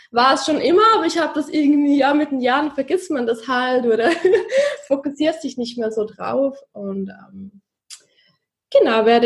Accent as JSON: {"language": "German", "region": "Zurich", "country": "Switzerland", "said": "ich komme aus Zürich, aus der Schweiz. Vielleicht hört ihr das an meinem Dialekt ganz wenig."}